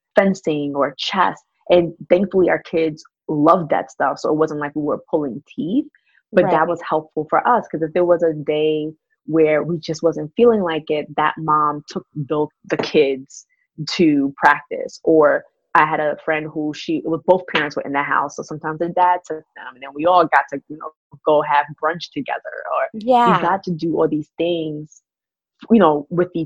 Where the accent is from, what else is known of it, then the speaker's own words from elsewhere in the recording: New York City, New York, United States; being raised in that type of household growing up in Brooklyn, where my mom had friends on the block